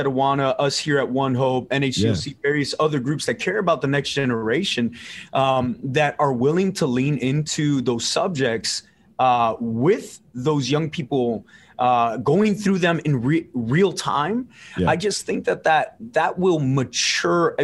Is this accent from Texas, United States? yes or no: yes; South Texas, United States; also born or lived in Los Angeles, California; So I was born in LA, but I was raised in South Texas